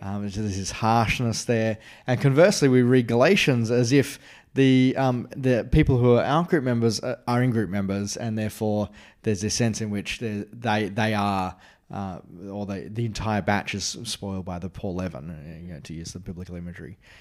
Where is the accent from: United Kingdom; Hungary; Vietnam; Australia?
Australia; as an Australian